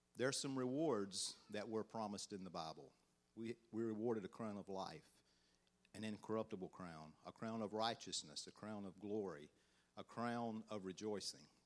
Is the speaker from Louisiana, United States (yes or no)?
no; Georgia, United States; accent: country; "Where do you think I'm from?" They always guess Alabama, and I'm like, "Nah, Georgia."